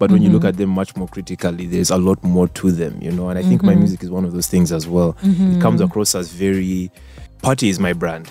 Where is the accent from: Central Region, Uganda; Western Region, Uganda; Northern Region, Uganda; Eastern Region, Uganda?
Central Region, Uganda; Kampala; also born or lived in South Africa; I grew up here in Kampala